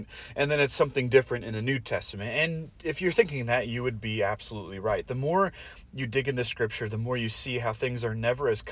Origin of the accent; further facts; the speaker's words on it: Portland, Oregon, United States; I grew up in Portland, and so we would go along the Columbia River Gorge all the time.